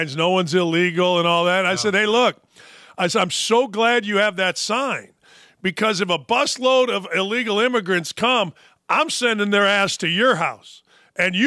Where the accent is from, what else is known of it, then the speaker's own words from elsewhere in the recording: Gary, Indiana, United States; I grew up in Gary, Indiana